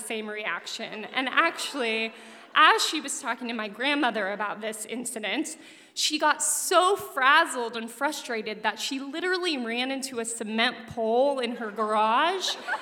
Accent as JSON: {"language": "English", "town": "Denver", "region": "Colorado", "country": "United States", "tie": "born or raised there", "said": "I grew up in Denver, Colorado"}